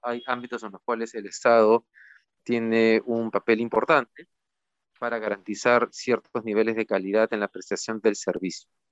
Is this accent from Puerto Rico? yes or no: no; Peru